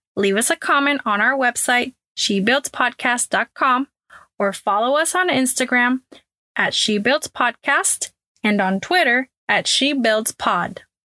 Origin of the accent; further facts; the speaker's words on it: Puerto Rico; now in Houston, United States; born and raised in Puerto Rico and now living in Houston, Texas.